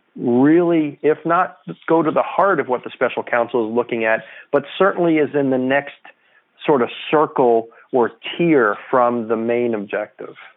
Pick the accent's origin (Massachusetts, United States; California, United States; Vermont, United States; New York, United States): New York, United States; now in Washington, D.C., United States; I'm a New Yorker